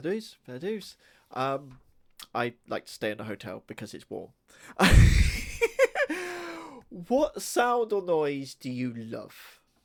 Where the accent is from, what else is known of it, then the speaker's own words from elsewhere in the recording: United Kingdom; we do like our swears over here.